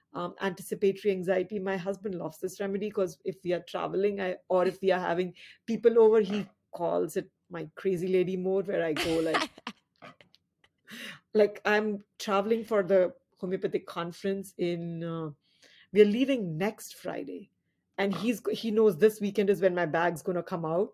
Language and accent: English; India; moved away as an adult; also born or lived in Fairfield County, Connecticut; now in United States; we came from a country which, uh, uh, has twenty-plus states